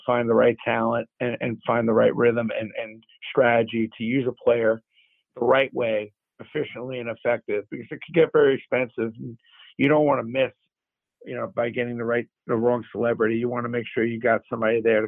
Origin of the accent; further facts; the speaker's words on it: New York City, New York, United States; also born or lived in Syracuse; grew up in Brooklyn